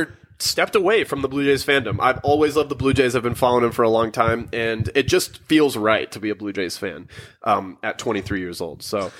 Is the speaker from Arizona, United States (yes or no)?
yes; Maricopa, Arizona, United States; So I'm born and raised in Arizona, and I'm from a town called Maricopa